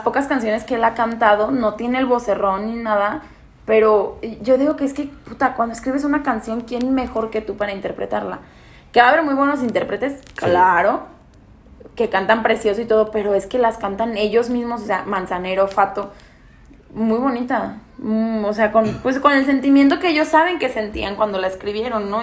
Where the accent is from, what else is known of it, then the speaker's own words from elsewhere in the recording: León, Guanajuato, Mexico; also born or lived in Pénjamo, Guanajuato; he vivido acá toda mi vida, acá es León, Guanajuato